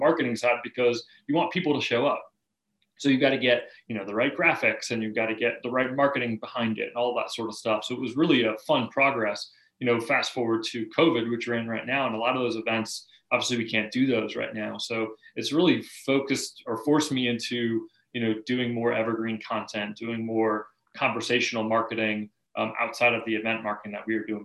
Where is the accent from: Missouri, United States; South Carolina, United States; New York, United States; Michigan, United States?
South Carolina, United States; Charleston; I grew up here in Charleston, South Carolina. You know, grew up on Isle of Palms